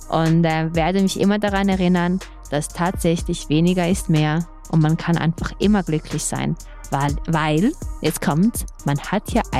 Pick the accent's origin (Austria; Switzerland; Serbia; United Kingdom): Serbia; German is a second language; Ich kenne nur die Geschichten andersrum, weil ich bin